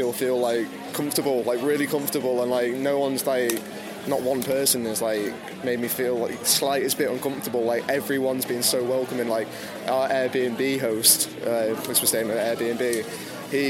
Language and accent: English; Middlesbrough, North East England, United Kingdom; also born or lived in Yarm